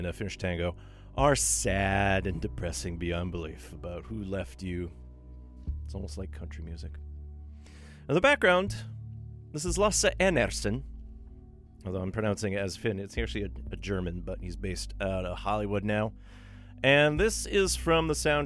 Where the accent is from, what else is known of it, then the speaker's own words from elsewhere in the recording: Thunder Bay, Ontario, Canada; also born or lived in North Karelia, Finland; now in Vancouver, Canada; my hometown of Thunder Bay, Ontario